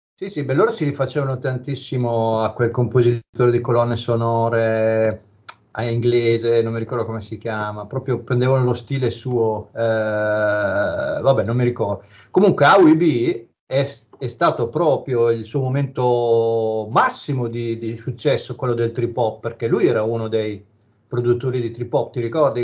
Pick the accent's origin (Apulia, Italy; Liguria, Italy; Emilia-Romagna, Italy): Emilia-Romagna, Italy; province of Bologna; dalle mie parti c'era un locale a Minerbio, provincia di Bologna